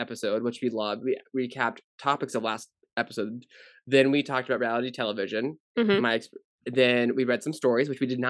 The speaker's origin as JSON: {"language": "English", "town": "Maui", "region": "Hawaii", "country": "United States", "tie": "born or raised there", "said": "Because one, Hawaii is my second home. I grew up there part-time."}